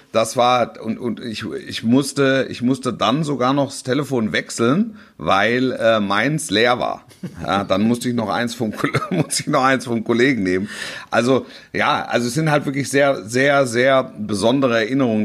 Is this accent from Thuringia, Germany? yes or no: no; Hesse, Germany; gebürtiger Hesse